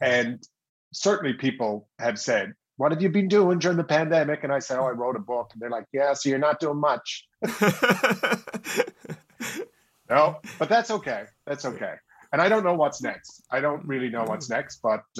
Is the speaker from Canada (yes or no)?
yes; St. John's, Newfoundland and Labrador, Canada; Well, I'm of course going to say St. John's, Newfoundland.